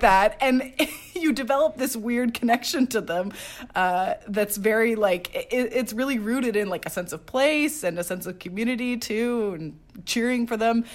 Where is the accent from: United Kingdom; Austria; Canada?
Canada; Quebec; I grew up in Quebec